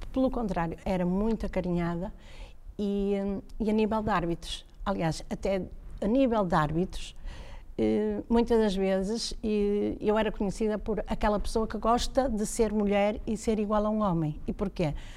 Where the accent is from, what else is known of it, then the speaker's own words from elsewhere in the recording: Braga, Norte, Portugal; also born or lived in Guimarães; Eu sou de Braga, o meu pai é de Braga